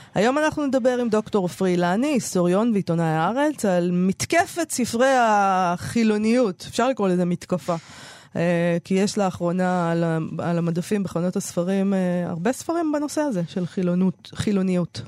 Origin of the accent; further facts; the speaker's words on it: Israel; כנערה בשנות ה-80 בישראל